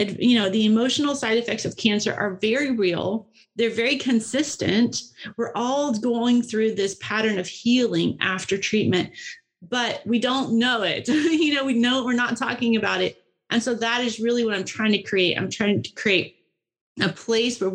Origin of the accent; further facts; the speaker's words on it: Tennessee, United States; I grew up in Tennessee and I've almost all my life had a river in my backyard